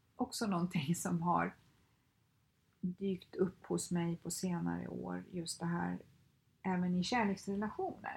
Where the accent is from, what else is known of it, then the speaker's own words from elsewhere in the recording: Skövde, Västra Götaland, Sweden; moved away as an adult; now in Stockholm, Sweden; jag kommer från Skövde, lämnade Skövde, lämnade alla mina vänner, min familj, liksom, flyttade till Stockholm